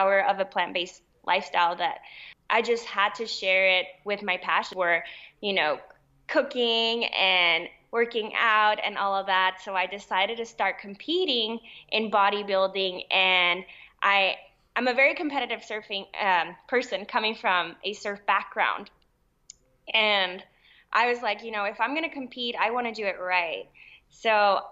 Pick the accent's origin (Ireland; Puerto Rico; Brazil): Puerto Rico; I am Puerto Rican. I was born and raised in Puerto Rico.